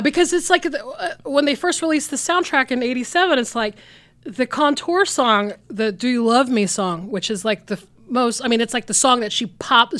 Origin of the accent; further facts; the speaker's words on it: Georgia, United States; I grew up in Georgia